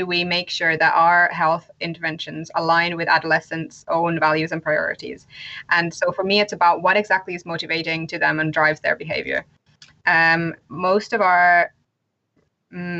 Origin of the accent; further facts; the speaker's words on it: Finland; now in United Kingdom; I am originally from Finland, but currently live in the UK.